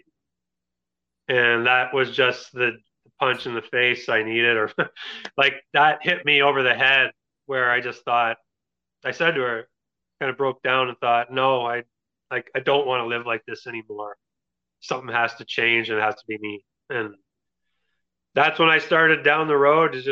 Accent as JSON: {"language": "English", "town": "Kitchener", "region": "Ontario", "country": "Canada", "tie": "born or raised there", "also_born_or_lived": "Kingston", "said": "I moved up to Kitchener. It's my hometown."}